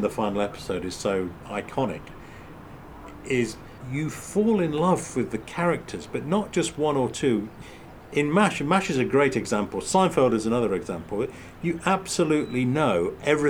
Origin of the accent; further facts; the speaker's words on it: England, United Kingdom; as a kid growing up in England